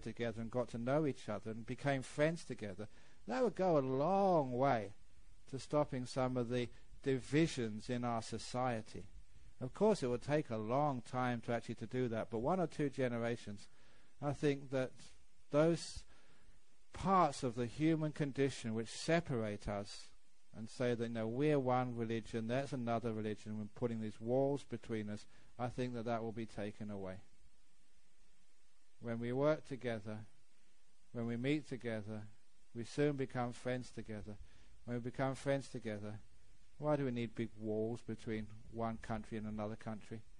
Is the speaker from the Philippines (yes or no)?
no; England, United Kingdom; moved away; I was born in England